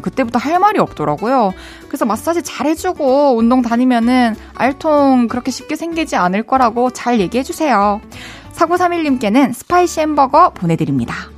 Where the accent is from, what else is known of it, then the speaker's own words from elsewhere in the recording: Masan, South Gyeongsang, South Korea; moved away; 저는 어렸을 때 마산에서 자랐잖아요.